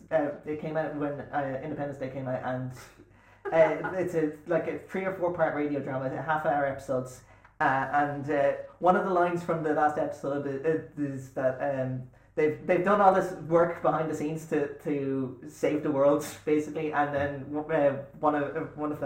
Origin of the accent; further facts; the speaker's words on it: Ireland; being Irish, I have an overinflated sense of our country's self-importance